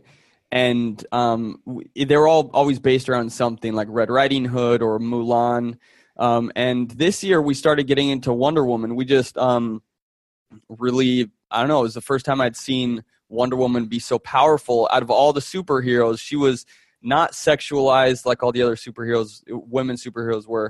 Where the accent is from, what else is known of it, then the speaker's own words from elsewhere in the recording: Florence, Tuscany, Italy; I grew up, growing up in Florence, Italy